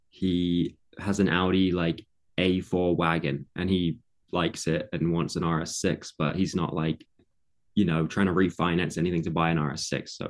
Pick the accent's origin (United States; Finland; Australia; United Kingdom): United Kingdom; London; also born or lived in Egham / Surrey; so, when I was born, I was born in London, in England, and I lived in London area, lots of different places like Egham and Surrey and um, all kinds, all over the place. I moved a lot.